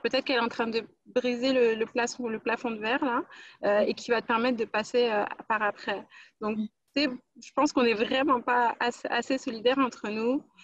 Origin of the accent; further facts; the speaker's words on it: France; moved away as an adult; now in Montreal, Canada; je suis née en France, mais ça fait euh, un an que j'habite à Montréal maintenant. je suis d'origine guadeloupéenne.